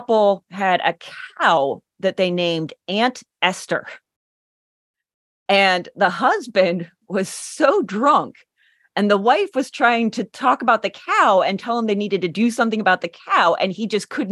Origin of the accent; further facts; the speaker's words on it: Warren, Pennsylvania, United States; now in Johnstown, United States; I come from Northwest. I'm from Warren.